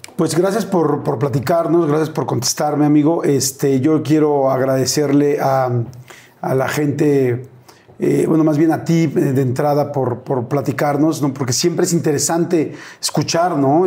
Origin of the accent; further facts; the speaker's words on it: Mexico; soy mexicano